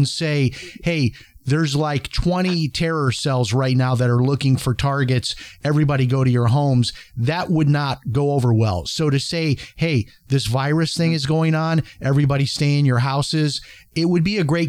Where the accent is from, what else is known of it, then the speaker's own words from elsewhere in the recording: Chicago, Illinois, United States; Illinois, the state of Illinois, where I grew up in Chicago, they're insolvent.